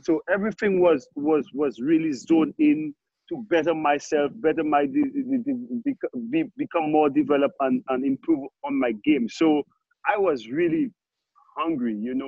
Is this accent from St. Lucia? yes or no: yes; St. Lucia; growing up in Saint Lucia, the countryside.